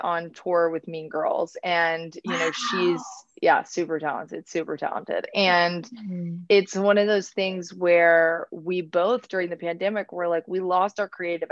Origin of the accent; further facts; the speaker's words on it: North Carolina, United States; now in New York City, United States; I'm originally from North Carolina